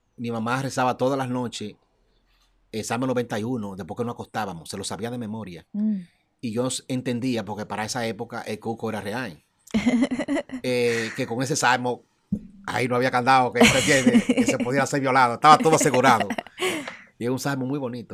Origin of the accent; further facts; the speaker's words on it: Dominican Republic; yo no me siento dominicano, yo soy dominicano